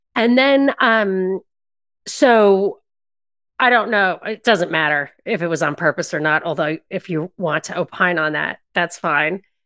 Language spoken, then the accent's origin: English; New York, United States; I'm from New York